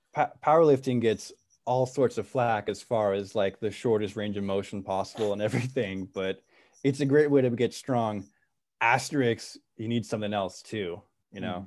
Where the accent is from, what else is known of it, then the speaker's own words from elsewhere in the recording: Santa Cruz, California, United States; moved away as an adult; also born or lived in East Coast, United States; I'm from Santa Cruz. My, my folks live in Santa Cruz